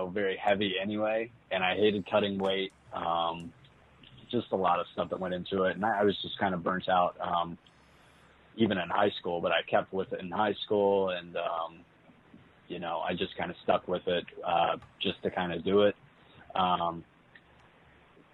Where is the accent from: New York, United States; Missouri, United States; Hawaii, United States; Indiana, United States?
Indiana, United States; New Albany; I am from New Albany, Indiana, which is right across the river from Louisville